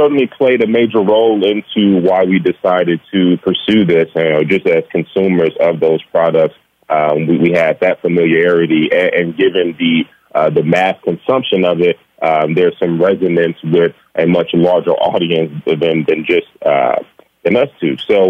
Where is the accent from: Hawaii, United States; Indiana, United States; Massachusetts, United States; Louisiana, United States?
Indiana, United States; Gary; As you mentioned, we are born and raised in Gary, Indiana. We actually grew up a rock's throw from each other on the same block